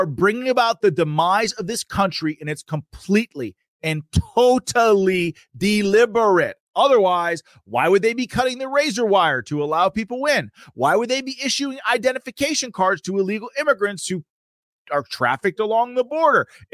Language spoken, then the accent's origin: English; Pennsylvania, United States; Kensington, Philadelphia, a city in my home state.